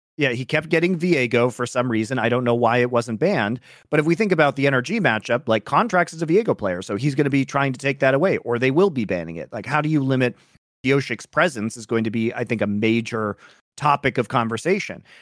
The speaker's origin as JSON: {"language": "English", "country": "United States", "said": "I'm American"}